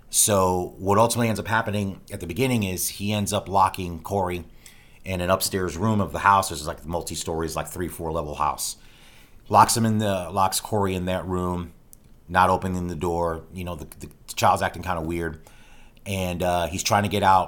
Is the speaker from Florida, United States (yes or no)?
yes; Tampa, Florida, United States; my hometown of Tampa, Florida